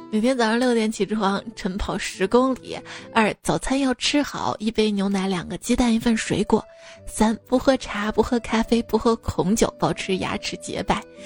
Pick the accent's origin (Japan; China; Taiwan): China; Shaanxi; accent: Shaanxi dialect; 用我们陕西话说试火一下